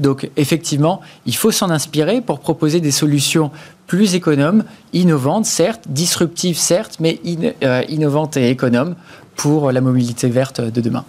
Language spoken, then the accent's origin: French; Breton, Brittany, France; en tant que breton et, marin